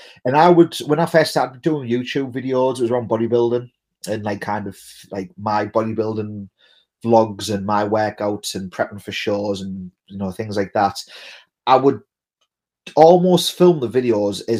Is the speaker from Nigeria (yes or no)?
no; England, United Kingdom; I'm an Englishman